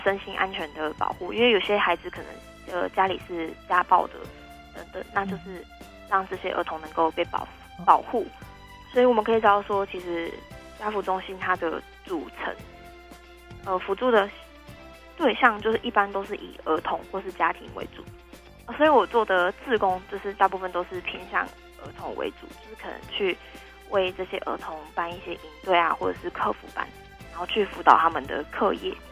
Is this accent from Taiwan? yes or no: yes; Tainan, Taiwan; 因为我是台南人